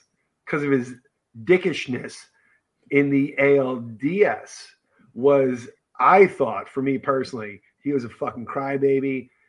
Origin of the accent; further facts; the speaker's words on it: New York, United States; I'm from New York